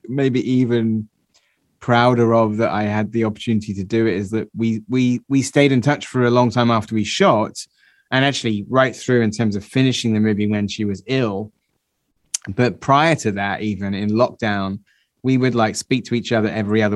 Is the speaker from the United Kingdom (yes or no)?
yes; Somerset, South West England, United Kingdom; I'm from Somerset